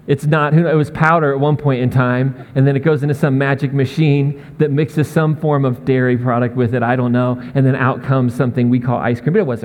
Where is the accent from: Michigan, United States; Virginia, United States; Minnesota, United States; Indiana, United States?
Indiana, United States; Indianapolis; also born or lived in Missouri / Massachusetts / Maine; now in Northern Colorado, United States; I grew up in the Midwest and lived in Missouri, but then our family lived in New England for about 20 years in Massachusetts and Maine, and then we moved out here to Northern Colorado. But where I kind of grew up, what feels the most like home was Indianapolis